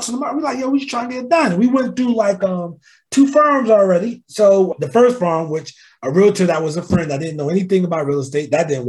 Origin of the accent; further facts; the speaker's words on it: New Jersey, United States; moved away as an adult; now in Charlotte, United States; I'm from New Jersey, born and raised.